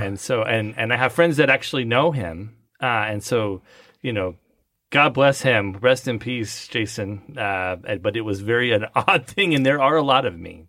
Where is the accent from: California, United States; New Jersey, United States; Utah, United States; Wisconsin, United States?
California, United States; Southern; moved away as an adult; also born or lived in Las Vegas; now in Frisco, United States; I grew up in Southern California